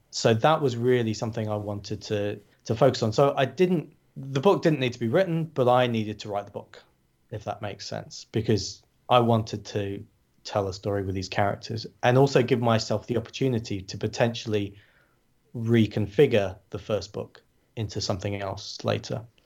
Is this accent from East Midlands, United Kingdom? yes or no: yes; Glossop, East Midlands, United Kingdom; in my hometown, in the north of England